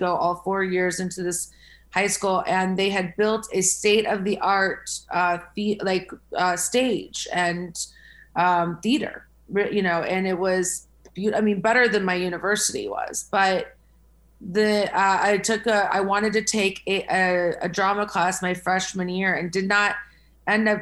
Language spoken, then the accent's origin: English; small town outside of Columbus, Ohio, United States; moved away; I'm from Ohio, and a small town outside of Columbus, Ohio